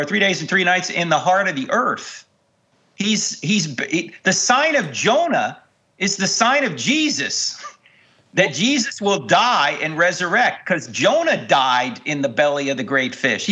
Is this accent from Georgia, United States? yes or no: no; Jersey Shore, New Jersey, United States; I grew up on the Jersey Shore